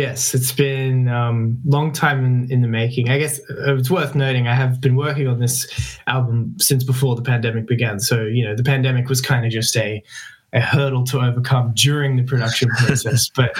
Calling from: Melbourne, Victoria, Australia; I'm joining you from my home studio in Melbourne, Australia.

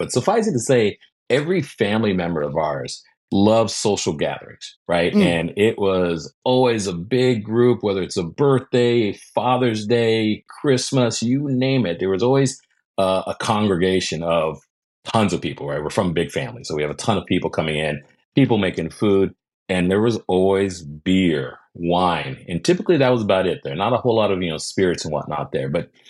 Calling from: Los Angeles, California, United States; I am in sunny Southern California, right in Los Angeles here

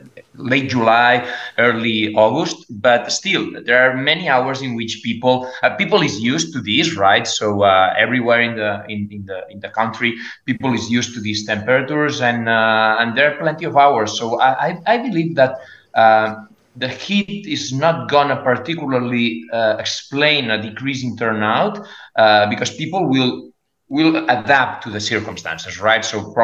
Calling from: Barcelona, Catalonia, Spain; I'm speaking from Barcelona, and Barcelona is and Catalonia particularly, and Valencia.

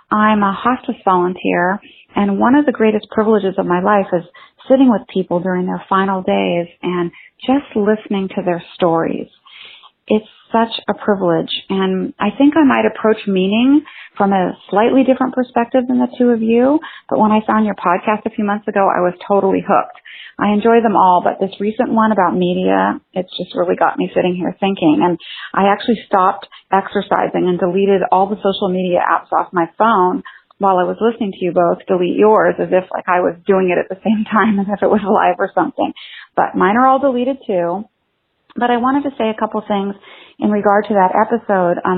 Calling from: San Francisco Bay Area, California, United States; I'm calling from the San Francisco Bay Area

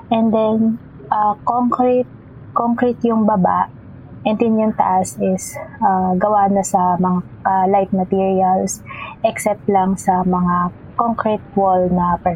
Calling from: Las Piñas, Metro Manila, Philippines; Uh, I'm currently in Las Piñas.

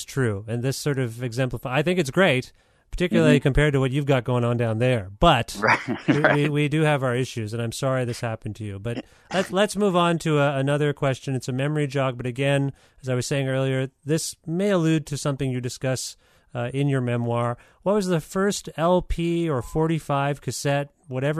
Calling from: Guelph, Ontario, Canada; I'm calling you from Guelph

